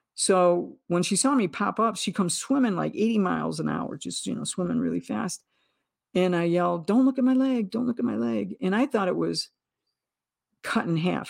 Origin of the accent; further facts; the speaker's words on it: United States; as an American in the latter half of the twentieth century